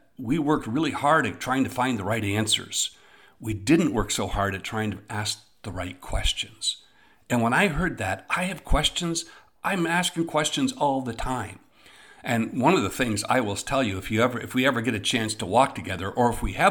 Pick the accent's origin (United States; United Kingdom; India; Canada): Canada; Eastern Ontario; when I was growing up in Eastern Ontario